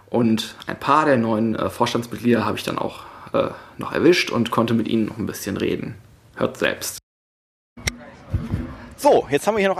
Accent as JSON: {"language": "German", "town": "Krefeld", "region": "North Rhine-Westphalia", "country": "Germany", "tie": "born or raised there", "said": "Ich war am 17.06. in Krefeld, in meiner alten Heimat"}